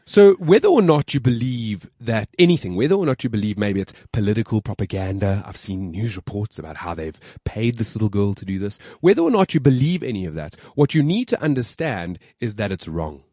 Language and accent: English; Johannesburg, Gauteng, South Africa; my hometown, Johannesburg.